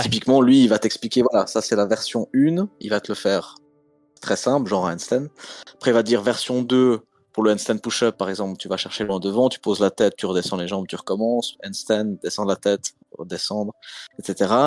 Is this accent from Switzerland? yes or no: yes; Switzerland; Moi je viens quand même de Suisse, comme mon Instagram …. Mes racines sont en Suisse